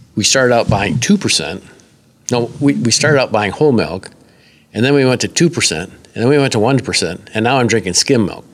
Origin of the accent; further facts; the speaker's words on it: Northwest Iowa, United States; I'm from Northwest Iowa, in the state of Iowa